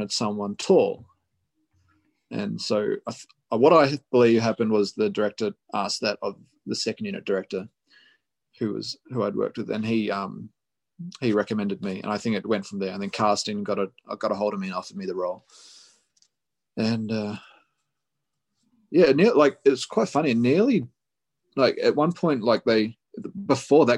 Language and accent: English; New Zealand; now in Australia; I live in Australia, but I grew up in New Zealand, and all my family live in New Zealand